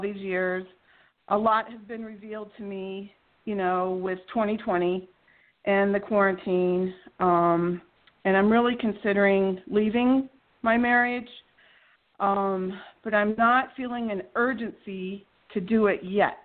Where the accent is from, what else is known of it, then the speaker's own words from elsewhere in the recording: Colorado, United States; I'm from Colorado